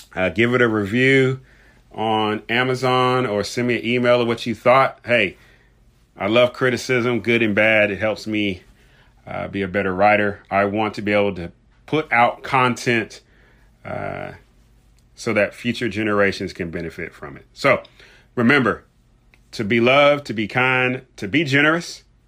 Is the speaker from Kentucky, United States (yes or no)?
yes; Louisville, Kentucky, United States; Louisville, Kentucky, my hometown.